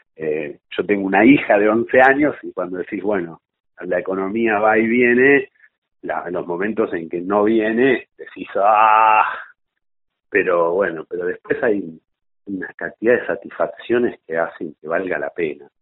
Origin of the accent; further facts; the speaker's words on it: Mar del Plata, Buenos Aires Province, Argentina; yo soy de, Mar del Plata